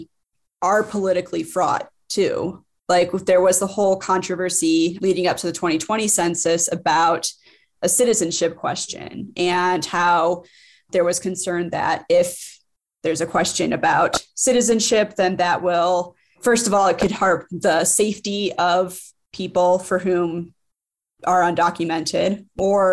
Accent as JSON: {"language": "English", "town": "Cleveland", "region": "Ohio", "country": "United States", "tie": "born or raised there", "also_born_or_lived": "Colorado", "moved": "yes"}